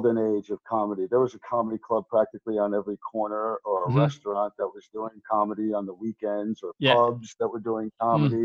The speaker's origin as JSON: {"language": "English", "region": "Rhode Island", "country": "United States", "also_born_or_lived": "Chicago / Boston", "moved": "yes", "lives_now": "Atlanta, United States", "said": "I'm originally from Rhode Island"}